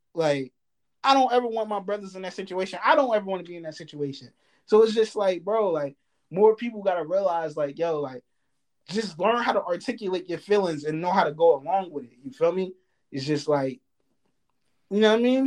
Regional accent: New Jersey, United States; I'm from Jersey

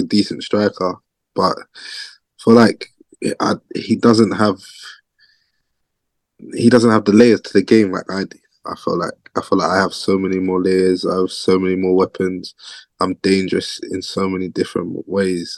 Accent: Harrow, London, United Kingdom; I grew up in Northwest London. Place called Harrow

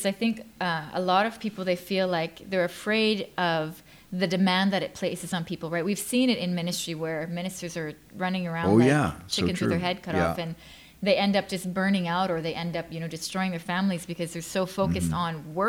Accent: Thailand; now in Canada; because I grew up in Thailand as a missionary's kid, and then I went to North America.

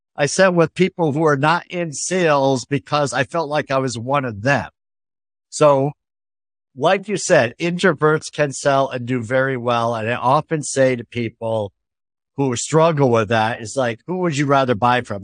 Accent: Northeast, United States; I come from the Northeast

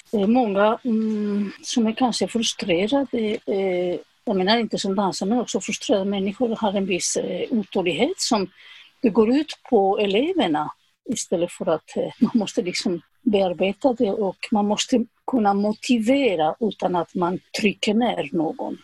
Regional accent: Zaragoza, Aragon, Spain; Swedish is a second language; moved away as an adult; also born or lived in Madrid; now in Sweden; jag åkte tillbaka till, eh, till Zaragoza, min hemstad.

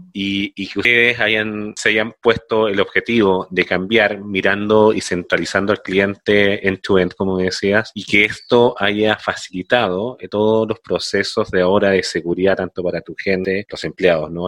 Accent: Chile; soy de Chile

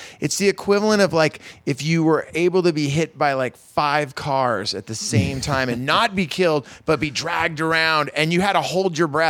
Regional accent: Santa Cruz, California, United States; growing up in Santa Cruz, surfing

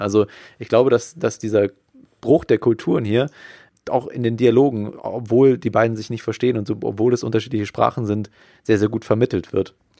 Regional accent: Germany; als Deutscher

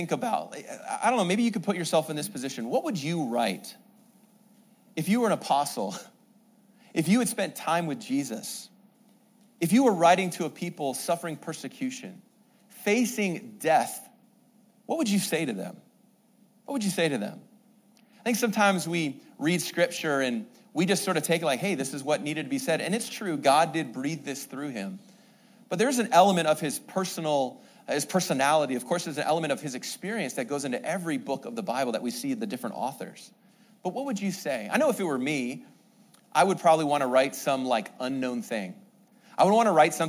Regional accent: Canada; moved away; I'm from Canada, so I'm trying to work on my American English

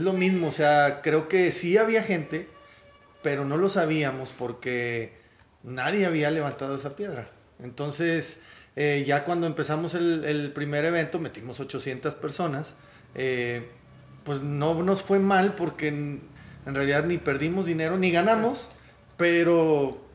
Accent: Monterrey, Nuevo León, Mexico; venimos de Monterrey, de México

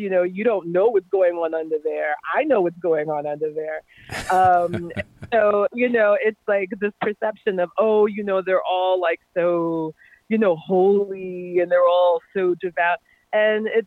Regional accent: New York City, New York, United States; I'm from New York City. So New York City is incredibly diverse

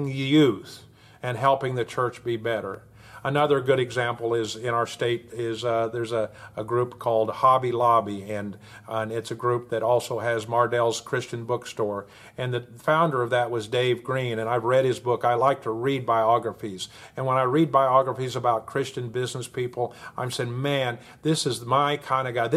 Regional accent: Oklahoma, United States; my home state here in Oklahoma

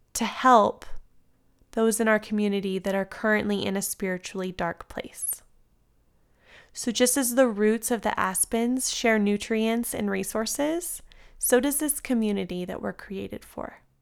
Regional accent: San Diego, California, United States; now in Colorado, United States; I grew up in San Diego, and until moving to Colorado

